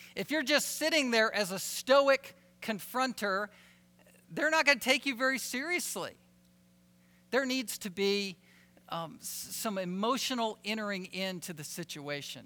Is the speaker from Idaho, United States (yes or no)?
no; Virginia, United States; I'm a Southerner from Virginia